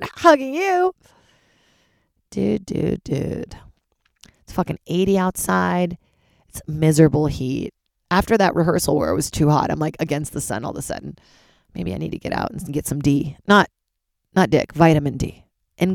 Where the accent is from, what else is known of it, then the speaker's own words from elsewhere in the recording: Charlottesville, Virginia, United States; moved away; also born or lived in Brazil; Charlottesville, Virginia, my hometown after Brazil